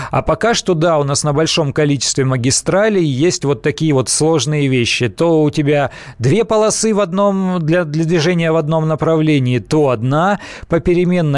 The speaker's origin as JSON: {"language": "Russian", "region": "Siberia", "country": "Russia", "tie": "born or raised there", "said": "Я из Сибири родом"}